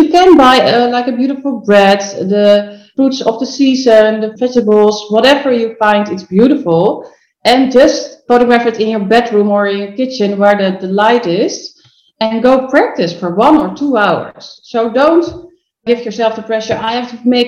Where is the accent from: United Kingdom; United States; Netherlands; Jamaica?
Netherlands; English is a second language; I'm from Holland. I'm not from England